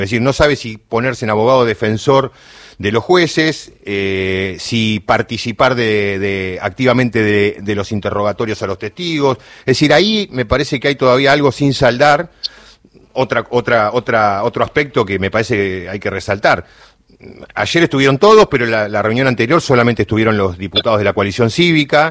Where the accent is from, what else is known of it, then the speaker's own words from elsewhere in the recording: Choele Choel, Río Negro, Argentina; soy del interior, de, soy rionegrino, de Choel Choel